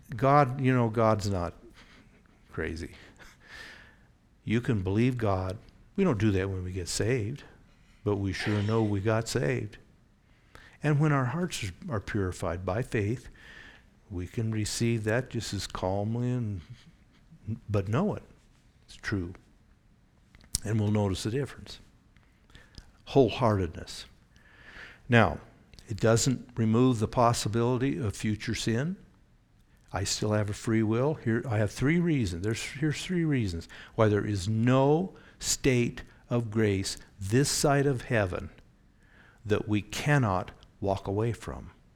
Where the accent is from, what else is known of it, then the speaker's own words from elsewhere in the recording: Oregon, United States; Growing up in Oregon, the beaches had a lot of undertow.